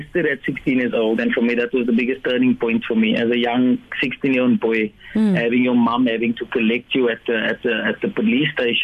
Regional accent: Cape Town, Western Cape, South Africa; growing up in Tafelsig for my formative years, I spent most of my life there up until the age of 23, 24 years old

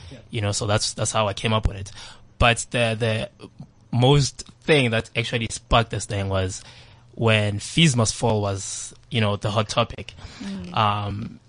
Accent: Soweto, Gauteng, South Africa; I was born in Soweto, so I grew up in Soweto.

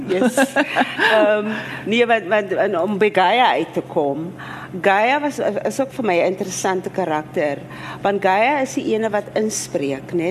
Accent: South Africa; as Afrikaner vrou so, ek weet nie, ek woon in my uh deel van Suid-Afrika

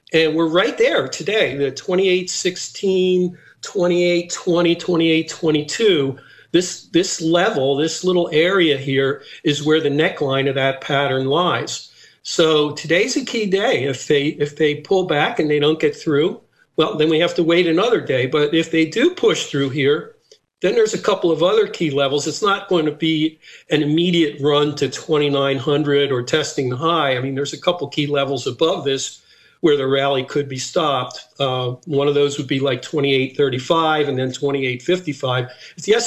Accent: Philadelphia, Pennsylvania, United States; moved away as an adult; also born or lived in Nice, France / Split, Croatia; my hometown of Philadelphia

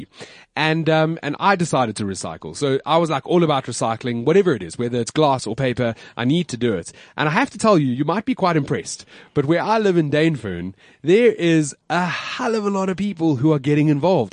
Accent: South Africa; we're South African

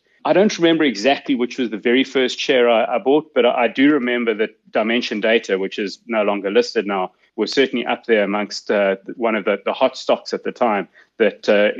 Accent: Nyamandlovu, Matabeleland North, Zimbabwe; moved away; I grew up on a farm in Zimbabwe in a little town called Nyamandlovu.

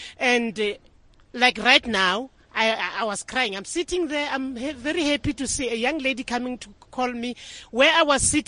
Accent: South Africa; I must feel proud of being a South African.

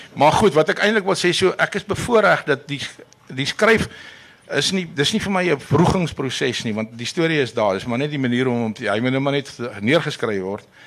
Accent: South Africa; ons is die enigste Suid-Afrikaners

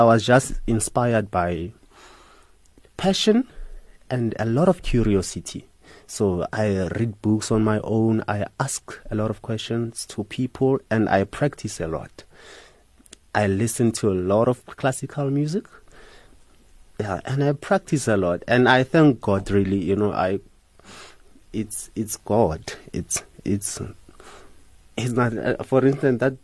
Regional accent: Soshanguve, Gauteng, South Africa; I'm from a township, Soshanguve. That's where I was born

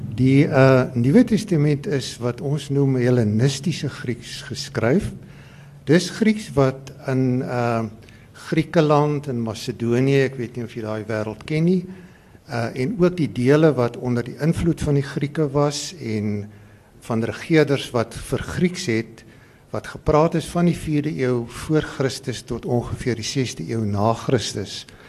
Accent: Free State, South Africa; ek is 'n gebore Vrystaater

